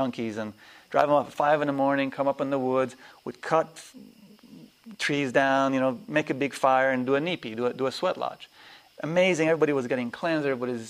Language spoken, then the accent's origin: English; Nigeria; also born or lived in Afghanistan / Pakistan; You live in cultures I was raised in Nigeria, in Afghanistan, in Pakistan, you have 8 people living in one room.